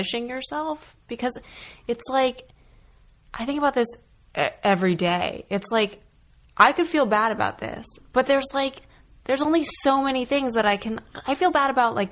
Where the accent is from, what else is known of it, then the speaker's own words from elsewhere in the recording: rural New Hampshire, United States; also born or lived in Connecticut / Vermont; my parents and I moved from Connecticut to rural New Hampshire, to a house on a hill sort of isolated